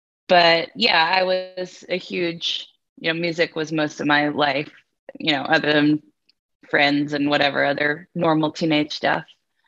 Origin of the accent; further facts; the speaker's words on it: New York City, New York, United States; also born or lived in Boston, United States; now in Nashville, United States; I grew up mostly in New York City. I lived in Boston for a bit of my childhood, but was born in the New York area